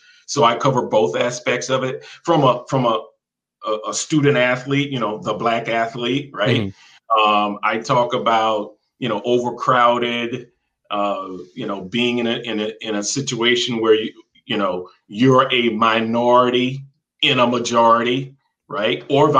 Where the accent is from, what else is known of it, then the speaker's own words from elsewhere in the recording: the South, United States; Me growing up in the South and meeting African-Americans from New York, New Jersey, Connecticut, right?